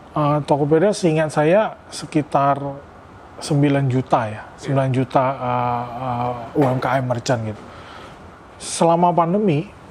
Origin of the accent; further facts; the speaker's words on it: Pontianak, West Kalimantan, Indonesia; moved away as an adult; also born or lived in Yogyakarta; saya lahir besar saya sekolah di di Pontianak